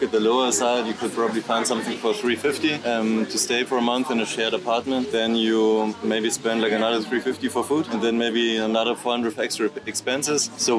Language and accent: English; Germany; I'm from Germany